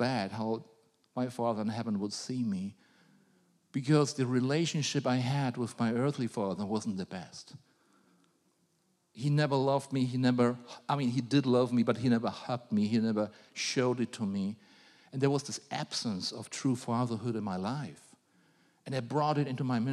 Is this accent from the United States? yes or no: no; Germany; I was a grumpy German.